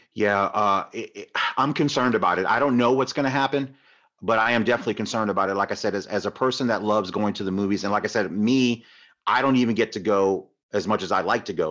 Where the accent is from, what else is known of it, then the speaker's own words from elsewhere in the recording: Tampa, Florida, United States; I grew up in Tampa